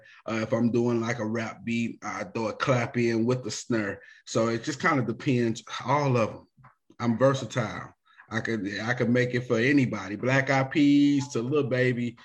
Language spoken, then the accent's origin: English; University City, Missouri, United States; I'm from University City, Missouri, out of St. Louis